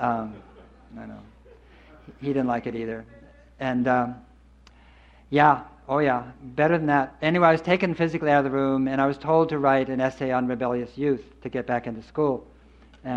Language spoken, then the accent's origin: English; Berkeley, California, United States; I grew up in Berkeley